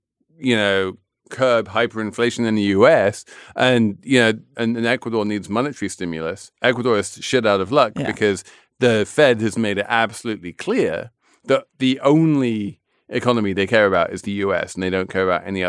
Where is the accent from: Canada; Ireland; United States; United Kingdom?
United Kingdom; England; So I am an Englishman of a certain age.